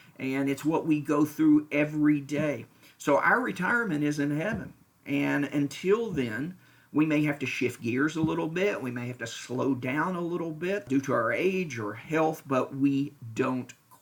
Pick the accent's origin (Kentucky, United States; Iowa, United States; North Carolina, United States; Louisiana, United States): Kentucky, United States; Lexington; moved away as an adult; also born or lived in Indiana / Florida / Wichita, Kansas; now in Franklin, United States; I was born and raised in Lexington, Kentucky.